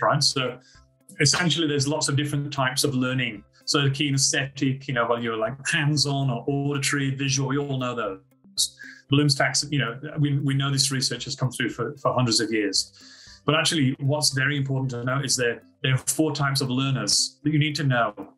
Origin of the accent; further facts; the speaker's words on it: United Kingdom; moved away as an adult; now in Australia; I'm actually from Britain